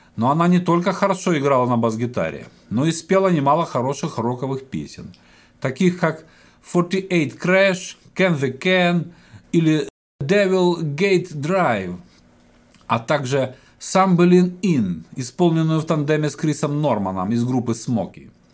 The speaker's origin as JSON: {"language": "Russian", "country": "Ukraine", "tie": "born or raised there", "said": "я родом с Украины"}